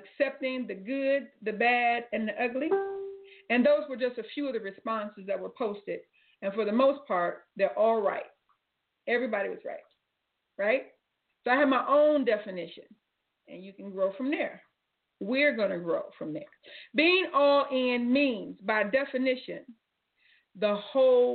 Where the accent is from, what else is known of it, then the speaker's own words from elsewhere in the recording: Cleveland, Ohio, United States; I'm from Cleveland